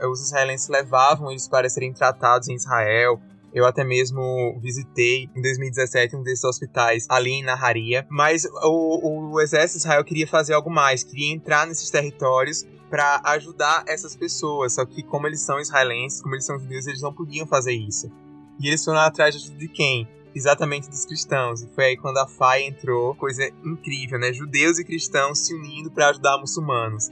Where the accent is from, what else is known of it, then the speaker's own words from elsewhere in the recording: Brazil; como nós brasileiros